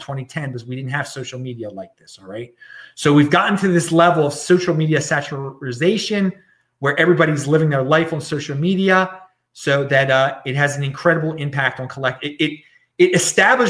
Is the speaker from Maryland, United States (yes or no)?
yes; Maryland, United States; my home state of Maryland, which I'm very far away from right now. I'm in the opposite side of the country